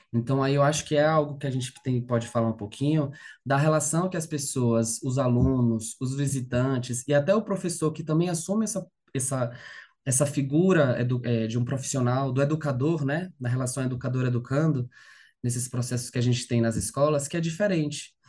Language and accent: Portuguese; Salvador, Bahia, Brazil; moved away as an adult; now in São Paulo, Brazil; eu sou de Salvador, né, natural de Salvador